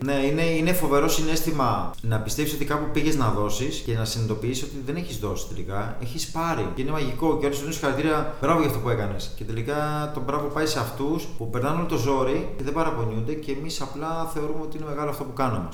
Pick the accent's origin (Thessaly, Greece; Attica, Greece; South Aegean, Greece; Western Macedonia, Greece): Attica, Greece; Piraeus; also born or lived in Canada; Έχω μεγαλώσει Πειραιά, γεννήθηκα Καναδά.